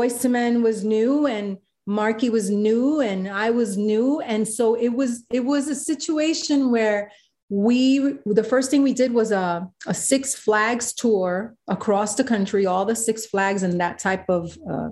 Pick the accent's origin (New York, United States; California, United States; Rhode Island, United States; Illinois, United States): New York, United States; New York City; I'm Puerto Rican from the South Bronx